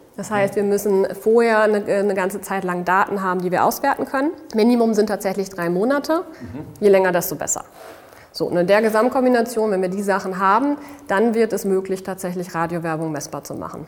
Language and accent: German; Dortmund, North Rhine-Westphalia, Germany; moved away as an adult; now in Berlin, Germany; da lebt meine Familie, bin ich auch aufgewachsen